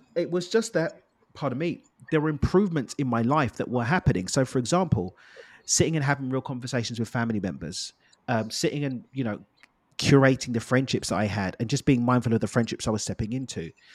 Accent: London, United Kingdom; now in Cabo, Mexico; I born and raised in East London in the UK.

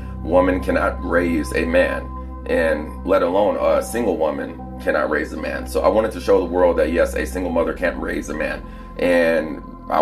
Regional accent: Plano, Texas, United States; born or raised there; also born or lived in Texarkana, Texas / Dallas, Texas

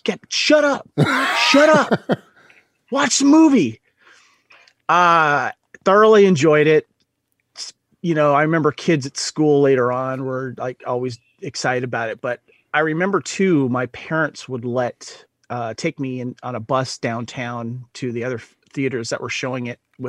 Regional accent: Santa Barbara, California, United States; moved away; here in my hometown of Santa Barbara, California, which I moved back to about almost 2 years ago now

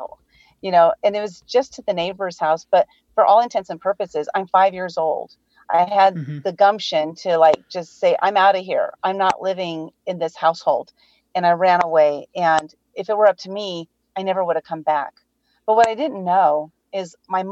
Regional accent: San Diego, California, United States; I'm born and raised in San Diego, California

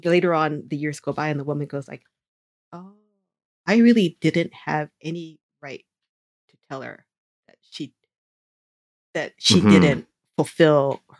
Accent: United States; as a person growing up in America with parents who grew up with Japanese values

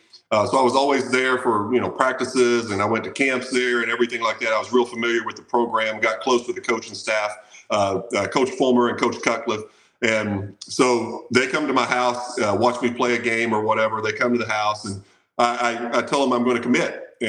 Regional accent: southeastern Kentucky, United States; I grew up in southeastern Kentucky in the mountains. My hometown only had like 350 people in it. So super small town, coal mining town, really, really not a whole lot going on there.

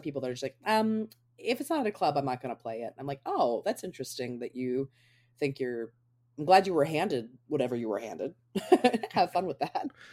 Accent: Baltimore, Maryland, United States; moved away; I'm from Baltimore originally

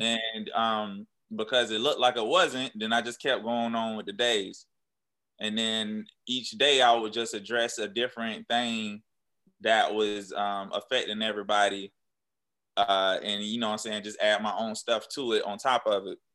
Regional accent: Jacksonville, Florida, United States; now in Atlanta, United States; I was still at my hometown Jacksonville

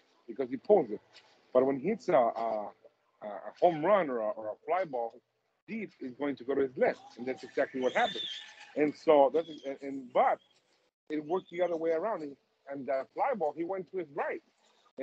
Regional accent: Tucson, Arizona, United States; from my hometown, from Tucson, Arizona

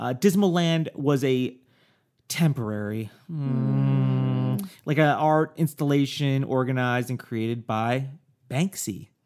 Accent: New York, United States; now in Los Angeles, United States; growing up in New York

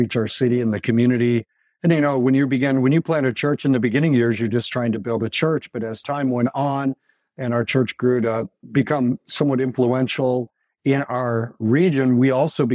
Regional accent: Grand Rapids, Michigan, United States; also born or lived in Kansas City; our hometown of Grand Rapids

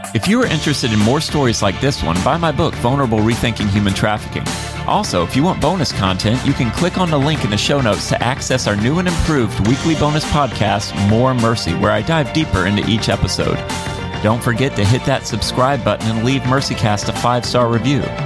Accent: Florida, United States; I grew up in Florida.

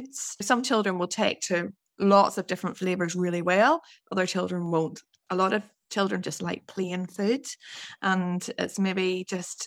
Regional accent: Northern Ireland, United Kingdom; moved away; also born or lived in Scotland; I'm from Northern Ireland, and I trained as a dietitian in Scotland

